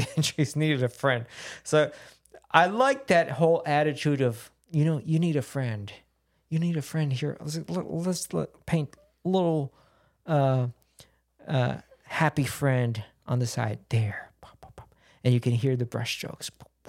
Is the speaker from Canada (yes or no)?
no; Puerto Rico; We're both from Puerto Rico.